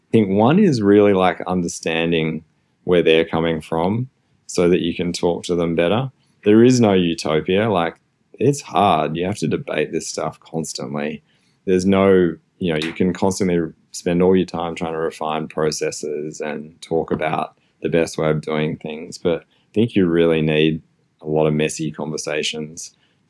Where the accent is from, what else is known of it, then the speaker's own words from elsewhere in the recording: Australia; moved away; also born or lived in Melbourne, Australia; I'm Australian, you can probably hear my accent